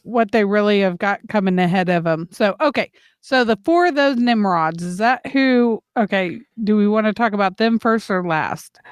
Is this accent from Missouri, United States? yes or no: yes; St. Louis, Missouri, United States; moved away; my hometown people in the Lou